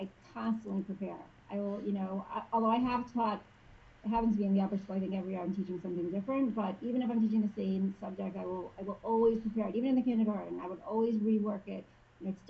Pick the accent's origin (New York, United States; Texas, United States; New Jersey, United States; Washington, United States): New York, United States; now in Houston, United States; I grew up in New York in more of a big day school